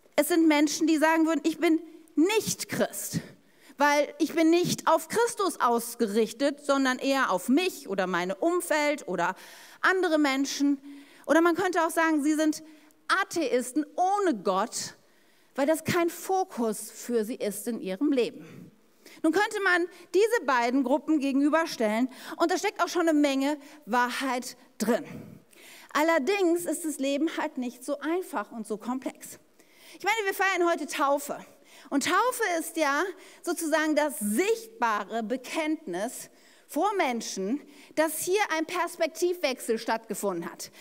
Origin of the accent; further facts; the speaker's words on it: Ennepetal, North Rhine-Westphalia, Germany; ich bin ja in der Stadt Ennepetal aufgewachsen